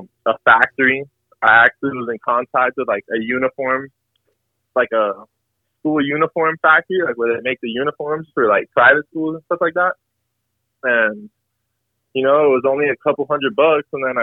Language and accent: English; Miami, Florida, United States; I'm just born and raised in Miami.